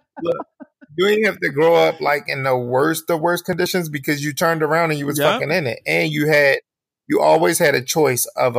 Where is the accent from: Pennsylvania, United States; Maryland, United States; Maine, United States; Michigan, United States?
Maryland, United States; Baltimore